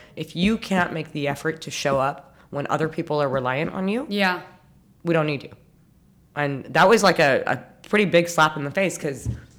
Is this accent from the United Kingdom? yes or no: no; Abu Dhabi, United Arab Emirates; also born or lived in Montreal, Canada; now in Dubai, United Arab Emirates; I'm born and raised in Abu Dhabi. I'm 34. I always wonder, 33 or 34. Yeah, no, I'm 34. I'm born in 87. So I was born to parents that met and got married in Abu Dhabi.